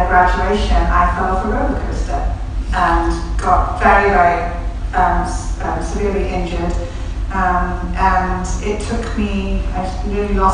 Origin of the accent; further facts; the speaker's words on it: Wales, United Kingdom; we come from Wales, we're surrounded by storytellers all the time, right, it's in, it's in our blood